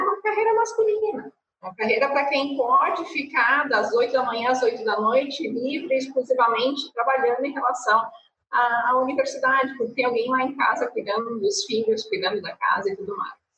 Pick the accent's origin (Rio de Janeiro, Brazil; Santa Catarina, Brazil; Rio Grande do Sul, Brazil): Rio Grande do Sul, Brazil; interior of; now in Porto Alegre, Brazil; Minha família não é de Porto Alegre, sou do interior, aqui do do Sul